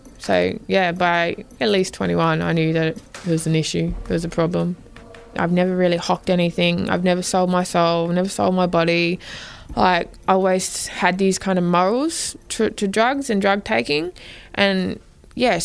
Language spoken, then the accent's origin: English; Darwin, Northern Territory, Australia; I was born in Darwin.